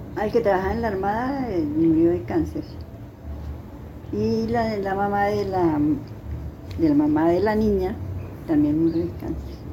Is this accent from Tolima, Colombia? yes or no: yes; La Vega de los Padres, Tolima, Colombia; now in Armero, Colombia; yo soy de La Vega de los Padres